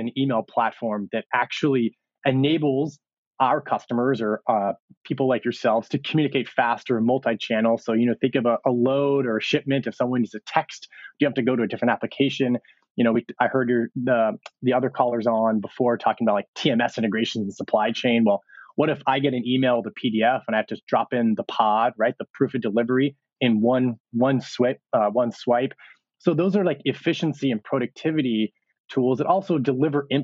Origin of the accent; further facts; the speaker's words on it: Bay Area, California, United States; I'm actually from the Bay Area.